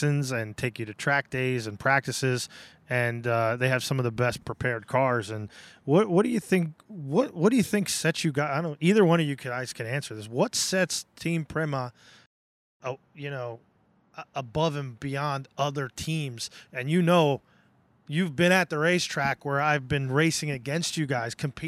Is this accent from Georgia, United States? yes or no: no; Pennsylvania, United States; I'm from Pennsylvania